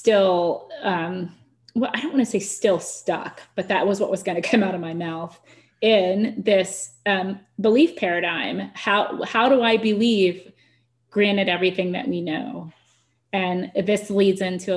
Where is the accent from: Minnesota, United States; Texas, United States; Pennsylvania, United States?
Texas, United States; being Texan